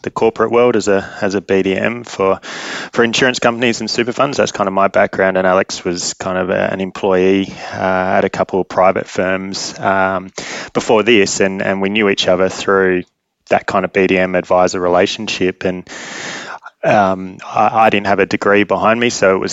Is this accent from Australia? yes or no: yes; Adelaide, South Australia, Australia; moved away as an adult; also born or lived in London; now in Perth, Australia; I grew up in Adelaide and then moved to Perth with Westpac at the time for a job